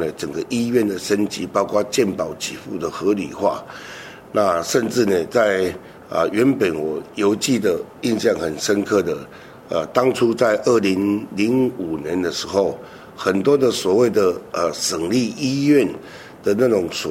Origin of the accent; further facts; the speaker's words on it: Hengchun Peninsula, Pingtung County, Taiwan; 医疗平权呢，是我一直以来，因为我来自恒春半岛，